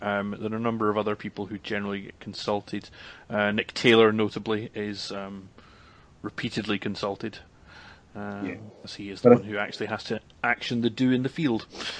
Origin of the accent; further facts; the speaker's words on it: Scotland, United Kingdom; accent: Scottish; I can be easily identified by my Scottish accent.